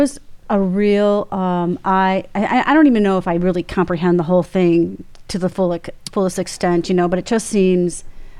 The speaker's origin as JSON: {"language": "English", "town": "Suffield", "region": "Connecticut", "country": "United States", "said": "I'm actually from Suffield"}